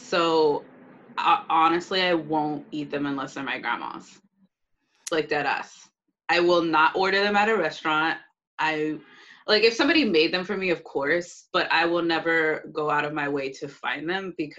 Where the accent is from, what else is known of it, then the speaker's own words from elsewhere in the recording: Laredo, Texas, United States; moved away; I grew up in Laredo, which is right on the border.